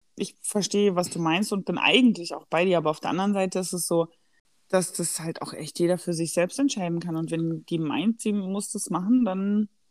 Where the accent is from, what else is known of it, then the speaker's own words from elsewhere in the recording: Black Forest, Baden-Württemberg, Germany; ich komme ja aus dem Schwarzwald